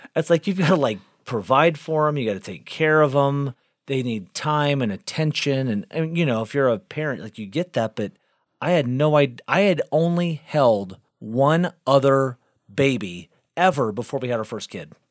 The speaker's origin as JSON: {"language": "English", "town": "Galveston", "region": "Texas", "country": "United States", "tie": "born or raised there", "also_born_or_lived": "South Bend, Indiana / North Carolina", "said": "I spent most of my life growing up in Galveston, Texas"}